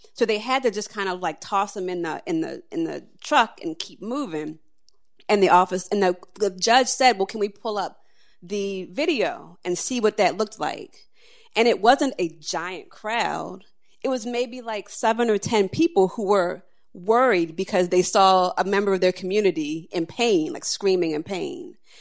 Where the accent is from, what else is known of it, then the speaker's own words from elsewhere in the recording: Annapolis, Maryland, United States; I was a little girl who, growing up in Annapolis